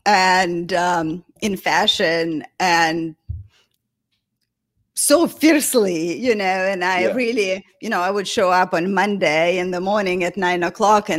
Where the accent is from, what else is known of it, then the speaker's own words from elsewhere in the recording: Russia; moved away as an adult; also born or lived in St. Petersburg, Russia / New York, United States; I grew up in a small town west of Moscow, about 4 hours from Moscow